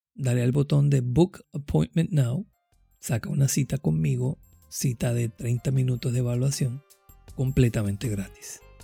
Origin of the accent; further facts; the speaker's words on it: Caguas, Puerto Rico; nacido y criado en Caguas, Puerto Rico